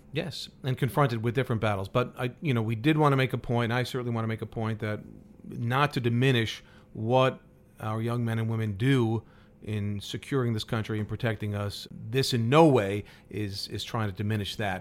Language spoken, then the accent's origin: English; New York, United States; I grew up in New York as a weather geek.